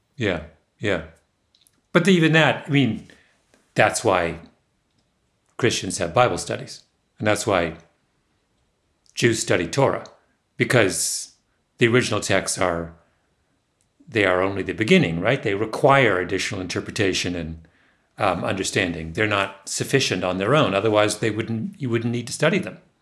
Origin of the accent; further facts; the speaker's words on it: Waterloo, Ontario, Canada; Waterloo, my hometown